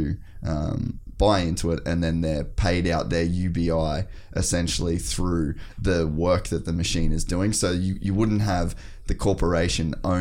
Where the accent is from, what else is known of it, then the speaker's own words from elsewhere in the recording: Australia; also born or lived in United States; as an Australian